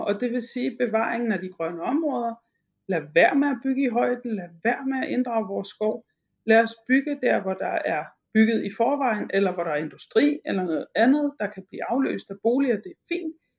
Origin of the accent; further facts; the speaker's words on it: Broager, Southern Denmark, Denmark; now in Albertslund, Denmark; Broager, hvor jeg kommer fra i Sønderjylland